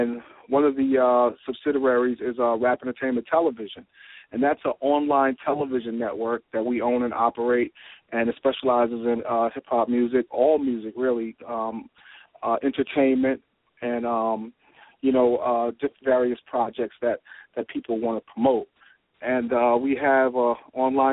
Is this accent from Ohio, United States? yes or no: no; Jersey City, New Jersey, United States; coming from, you know, Jersey City, growing up in Jersey City